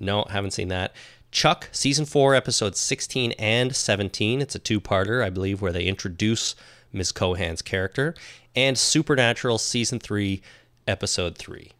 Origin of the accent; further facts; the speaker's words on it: Canada; accent: Canadian; our blatant Canadian accents